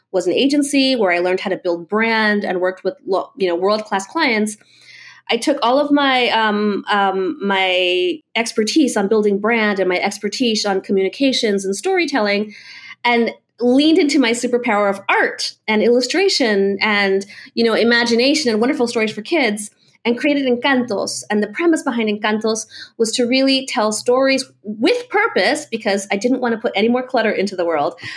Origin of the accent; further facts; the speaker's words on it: Melbourne, Florida, United States; also born or lived in Venezuela; I was born in Venezuela, came to Florida as a as a young kid, grew up between you know Melbourne really, um, and then uh, and Miami a little bit, and then went back to to Venezuela